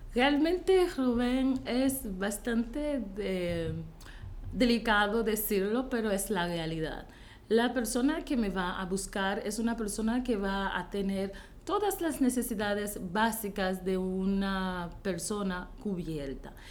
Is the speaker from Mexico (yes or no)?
no; Haiti; Spanish is a second language; moved away as an adult; Yo soy de Haití, yo soy haitiana, he vivido en Haití por 19 años de mi vida corrido